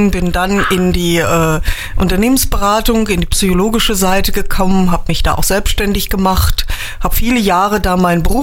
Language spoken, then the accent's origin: German; Trier, Rhineland-Palatinate, Germany; born there; now in Windesheim, Germany; Ich lebe in Windesheim, aber ich bin eigentlich gebürtig aus Trier.